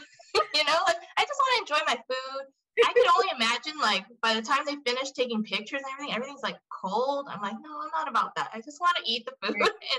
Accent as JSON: {"language": "English", "region": "Southern California", "country": "United States", "tie": "born or raised there", "said": "I grew up in Southern California."}